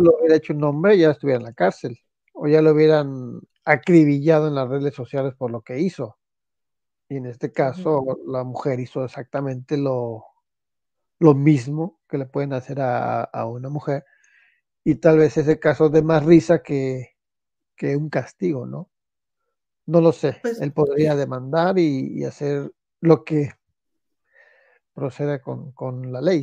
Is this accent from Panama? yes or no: no; Celaya, Guanajuato, Mexico; moved away as an adult; de Celaya, Guanajuato, que en esos tiempos era una ciudad sana, libre y tranquila